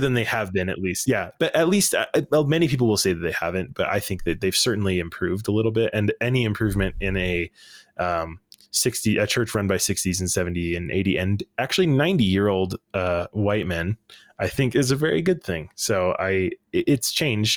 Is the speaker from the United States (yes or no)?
yes; Salt Lake City, Utah, United States; I grew up in Salt Lake City